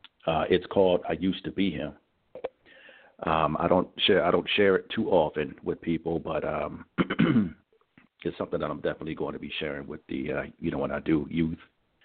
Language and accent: English; Richmond, Virginia, United States; And again … I'm from Richmond, Virginia